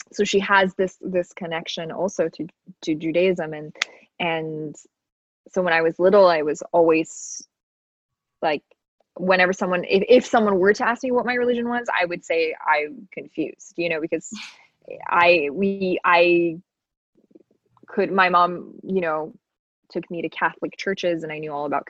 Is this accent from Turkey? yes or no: no; Toronto, Ontario, Canada; moved away as an adult; also born or lived in Iran / United States; now in Los Angeles, United States; I moved to Toronto when I was 6